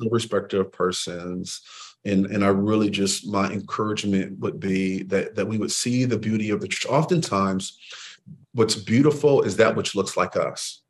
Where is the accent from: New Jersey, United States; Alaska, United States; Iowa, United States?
Iowa, United States; Waterloo; I'm from Waterloo, actually, Waterloo, Iowa